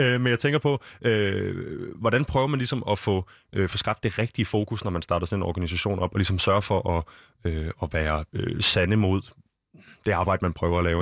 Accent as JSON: {"language": "Danish", "town": "Copenhagen", "region": "Capital Region of Denmark", "country": "Denmark", "tie": "born or raised there", "said": "jeg er født og opvokset her i København"}